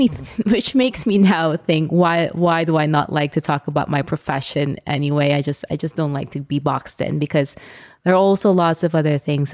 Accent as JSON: {"language": "English", "country": "Philippines", "tie": "born or raised there", "said": "Well, the Philippines is a beautiful country, and it's a hot spot now for tourism"}